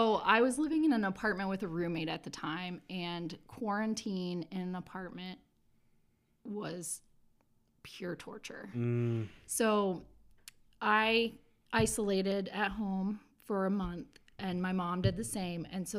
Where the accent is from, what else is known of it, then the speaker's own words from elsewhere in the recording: North Vernon, Indiana, United States; I've lived in Indiana my whole life. I grew up in North Vernon, Indiana. I went to IU Bloomington for college. And then I moved to Indianapolis to go to IUPUI to get my master's degree.